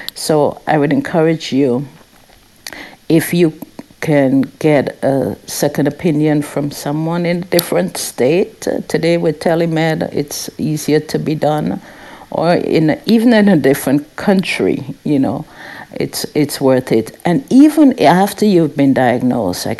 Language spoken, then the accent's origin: English; St. Vincent & Grenadines; moved away; I grew up in the Caribbean, St. Vincent and the Grenadines